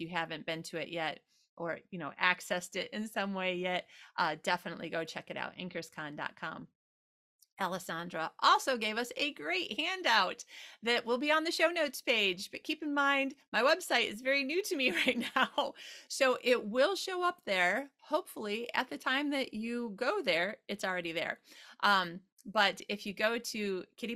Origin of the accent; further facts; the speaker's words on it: United States; also born or lived in Sydney, Australia; now in Sweden; I'm an American, but I live in Sweden